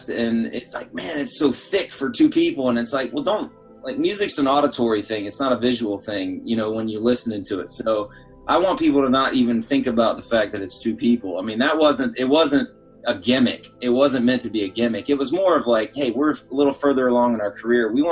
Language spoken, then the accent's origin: English; Atlanta, Georgia, United States; now in Chicago, United States; Oh yeah, I'm from Atlanta.